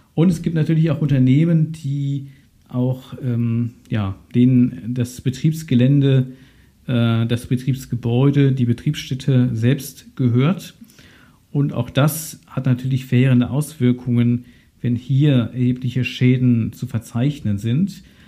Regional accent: Ahr Valley, Rhineland-Palatinate, Germany; meine Heimatregion, das Ahrtal

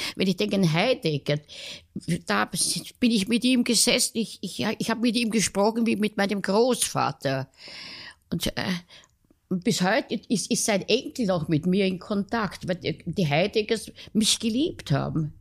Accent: Vienna, Austria; ich bin in Kaisermühlen aufgewachsen

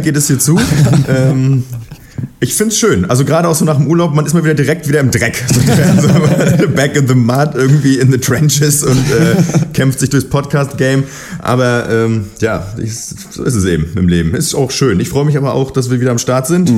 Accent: Berlin, Germany; ich komme aus Berlin

